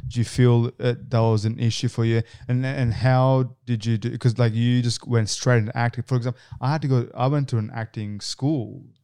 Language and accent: English; Canberra, Australian Capital Territory, Australia; moved away as an adult; now in Sydney, Australia; I'm actually from Canberra.